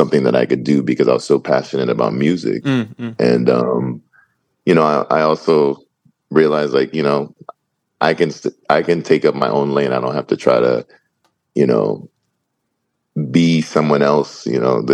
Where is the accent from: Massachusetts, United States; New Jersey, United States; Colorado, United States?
Massachusetts, United States; Boston; now in Los Angeles, United States; I grew up in Boston, Massachusetts, and New England